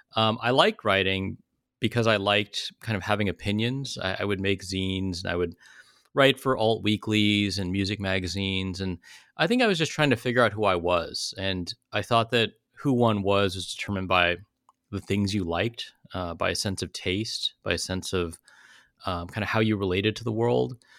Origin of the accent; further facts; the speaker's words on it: South Bay, Silicon Valley, California, United States; I grew up in the South Bay, like Silicon Valley, in the eighties and nineties